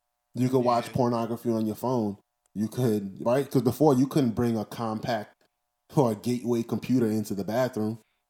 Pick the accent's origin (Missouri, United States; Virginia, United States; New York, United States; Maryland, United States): New York, United States; me being a New Yorker